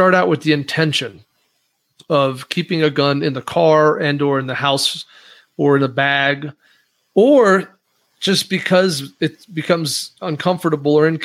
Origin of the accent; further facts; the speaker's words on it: Wyoming, United States; I'm from Wyoming.